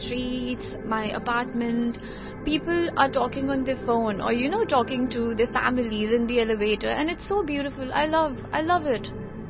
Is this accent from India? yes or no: yes; India; even as, you know, like, I'm Indian, you're Asian, so, like, Vietnamese.